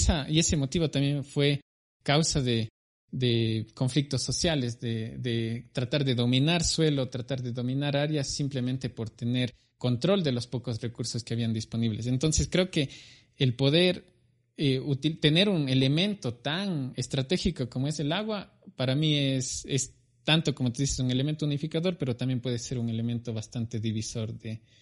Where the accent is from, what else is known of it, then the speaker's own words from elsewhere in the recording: Cuenca, Azuay, Ecuador; Bueno, yo soy de Cuenca, al sur del Ecuador. Nací en 1987, actualmente tengo 33 años.